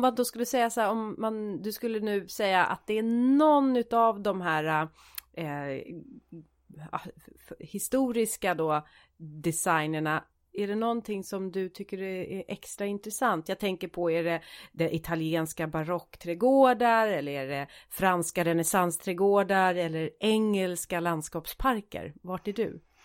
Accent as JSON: {"language": "Swedish", "country": "Sweden", "said": "jag är svensk"}